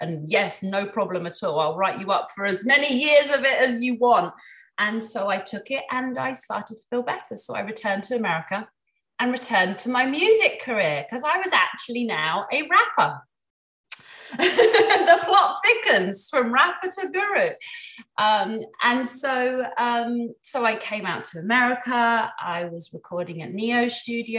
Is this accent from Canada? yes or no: no; England, United Kingdom; I'm from England